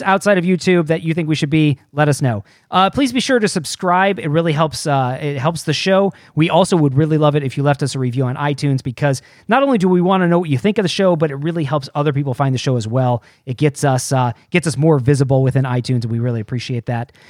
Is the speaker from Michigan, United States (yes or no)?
yes; outside of Detroit, Michigan, United States; grew up outside of Detroit